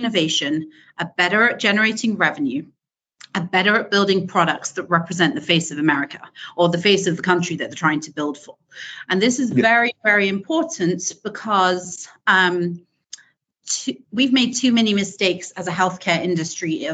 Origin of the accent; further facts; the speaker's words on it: United Kingdom; accent: British; moved away as an adult; now in California, United States; as many of you can hear, I'm British. So I started my early career in the UK and I moved to California, Silicon Valley, California, 15 years ago.